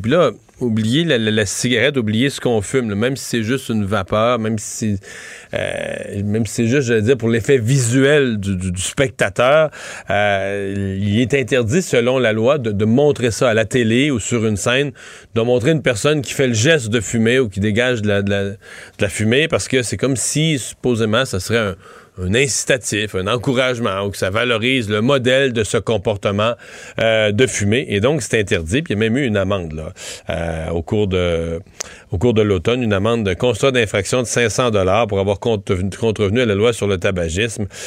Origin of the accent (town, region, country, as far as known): Rivière-du-Loup, Quebec, Canada; born or raised there